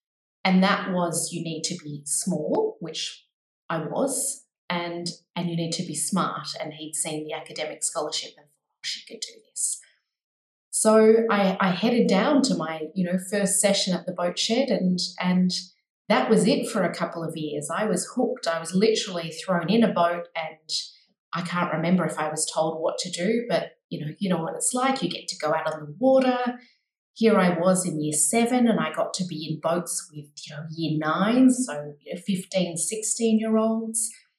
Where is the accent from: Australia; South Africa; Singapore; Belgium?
Australia; accent: Australian; I grew up mostly in Australia, as you can probably tell by the accent, but also was fortunate enough to live overseas.